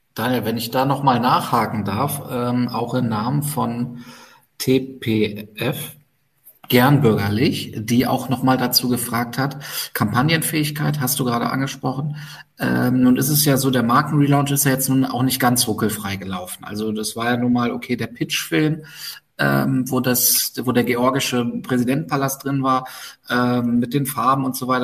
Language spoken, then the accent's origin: German; Berlin, Germany; für mich als Berliner